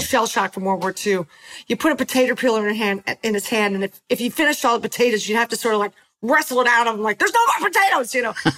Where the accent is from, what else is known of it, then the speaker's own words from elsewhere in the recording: Philadelphia, Pennsylvania, United States; moved away; also born or lived in Los Angeles; We ended in Philadelphia, which was awesome because it's my hometown